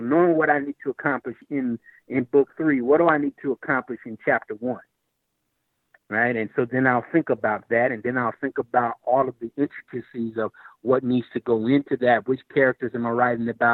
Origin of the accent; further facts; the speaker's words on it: Lexington, Kentucky, United States; my hometown of Lexington, Kentucky